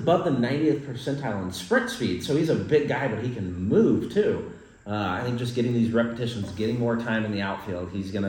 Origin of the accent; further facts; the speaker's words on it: Effingham, Illinois, United States; moved away as an adult; now in Jupiter, United States; So we are originally from Effingham, Illinois.